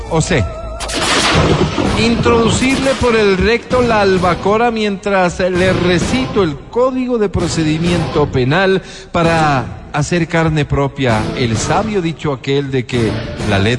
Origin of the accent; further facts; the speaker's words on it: Esmeraldas, Ecuador; born there; Soy un ciudadano ecuatoriano nacido en la bella provincia de Esmeraldas, así